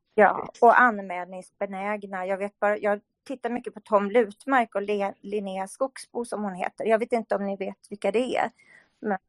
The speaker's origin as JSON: {"language": "Swedish", "country": "Sweden", "said": "Vi svenskar, vi, vi är mycket räddare och vågar inte säga vad vi tycker"}